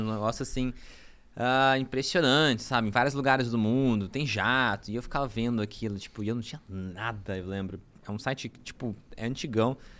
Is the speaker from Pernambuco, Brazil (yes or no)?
no; Franca, São Paulo, Brazil; moved away; also born or lived in Araraquara; eu sou de Franca